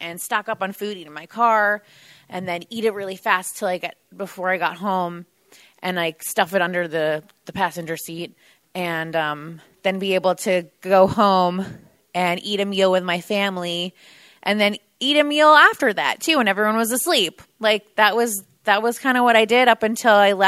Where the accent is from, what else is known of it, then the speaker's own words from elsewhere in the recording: New Jersey, United States; moved away; I'm originally from New Jersey